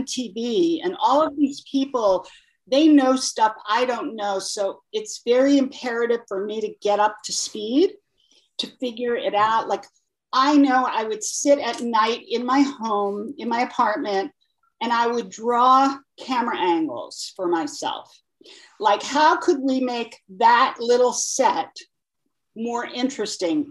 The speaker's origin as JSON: {"language": "English", "area": "Long Island", "region": "New York", "country": "United States", "tie": "born or raised there", "said": "I grew up in Long Island"}